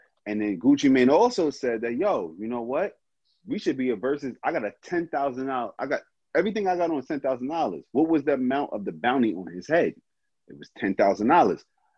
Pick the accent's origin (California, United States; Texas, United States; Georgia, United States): Georgia, United States; Atlanta; I grew up on the East Side in Atlanta.